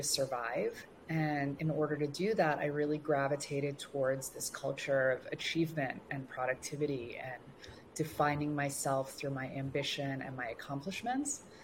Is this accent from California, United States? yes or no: yes; Los Angeles, California, United States; also born or lived in Tehran, Iran; we finally landed in Los Angeles. And this is where I grew up and where I still currently reside